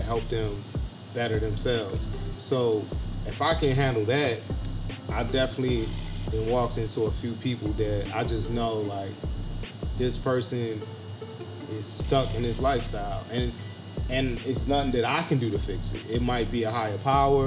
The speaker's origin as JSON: {"language": "English", "town": "Baltimore", "region": "Maryland", "country": "United States", "tie": "born or raised there", "also_born_or_lived": "Roanoke, Virginia", "moved": "yes", "lives_now": "Virginia, United States", "said": "I'm from Baltimore"}